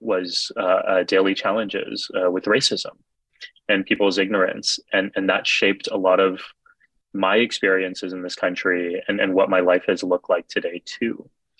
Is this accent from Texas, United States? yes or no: yes; Texas, United States; for me as a kid growing up in Texas, we were the only ones in South Texas in the whole region who wore turbans.